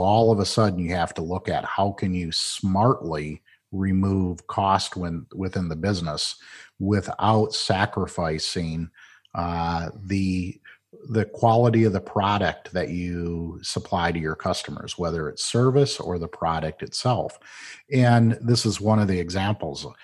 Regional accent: Flint, Michigan, United States; I grew up in Flint, Michigan, watched the demise of the automotive industry

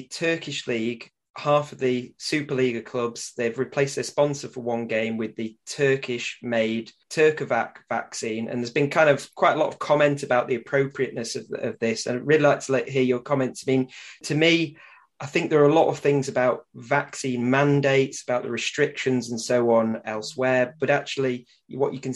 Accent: Manchester, North West England, United Kingdom; I say it as a Mancunian

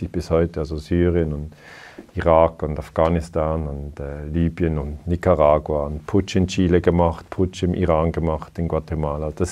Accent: Switzerland; ich bin 49 Jahre alt, ich habe zwei Kinder, ich bin Schweizer

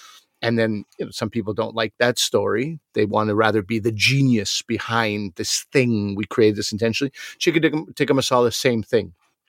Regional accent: Montreal, Quebec, Canada; growing up in Montreal, lots of Greeks, lots of gyros.

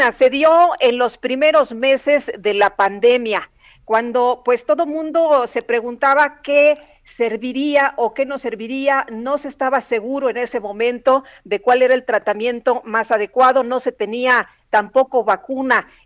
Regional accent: Ixtapaluca, State of Mexico, Mexico; de Iztapaluca

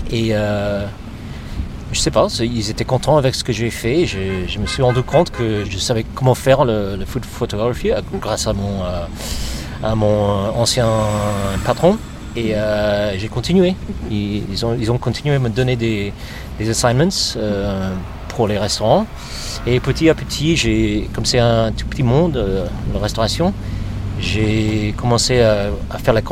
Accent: New York City, New York, United States; French is a second language; also born or lived in Paris, France / Brooklyn, New York; Moi, je suis né à Manhattan, mhm. euh, dans l'Upper West Side. Et en fait, j'ai déménagé à Brooklyn après que je suis rentré de Paris en 2004.

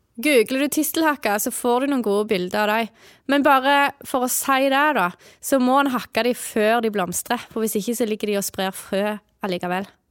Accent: Jæren, Rogaland, Norway; jeg kommer jo fra Jæren, og der har vi jo ikke tid til å gå på skogen i jula når vi har så mange kyr å molke

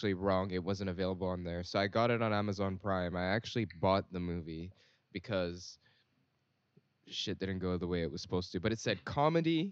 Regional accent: Singapore; we grew up in Singapore

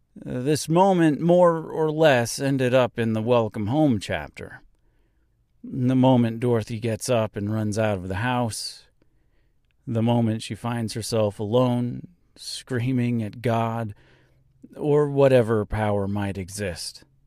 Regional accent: Nebraska, United States; my hometown here in Nebraska

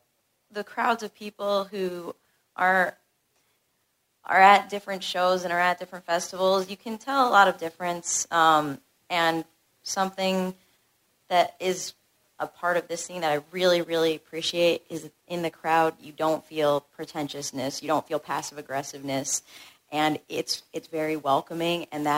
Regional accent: Rhode Island, United States; from Rhode Island.

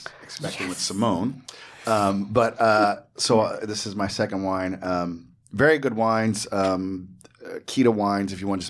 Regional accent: Monmouth County, New Jersey, United States; I'm from New Jersey. I grew up in Monmouth County.

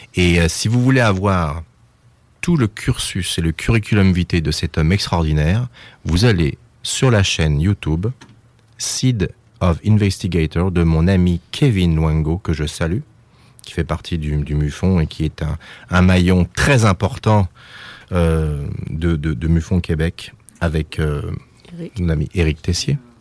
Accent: France; je suis français

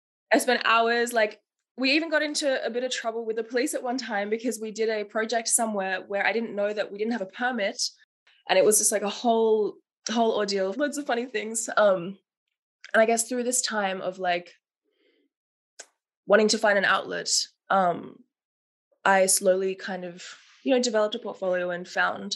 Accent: Melbourne, Victoria, Australia; moved away as an adult; now in Berlin, Germany; I'm 25 years old, originally from Melbourne, Australia

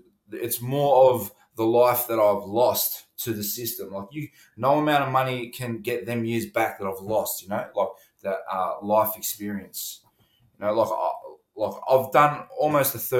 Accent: Melbourne, Victoria, Australia; When I was a child, I grew up in St. Kilda, sort of a rough area

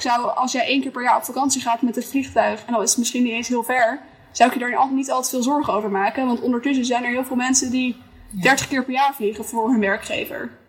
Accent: Schiermonnikoog, Friesland, Netherlands; ik ben opgegroeid op Schiermonnikoog.

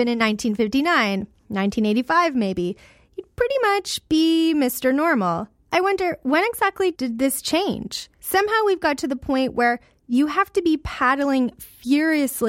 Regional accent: Canada; Growing up in Canada

